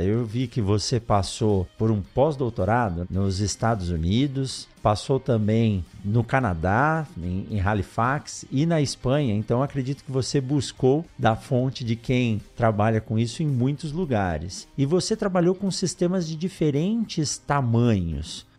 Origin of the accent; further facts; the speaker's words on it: São Paulo, Brazil; moved away; also born or lived in Botucatu; eu sou de São Paulo, assim como você, eu nasci na capital, depois fui morar em, em Botucatu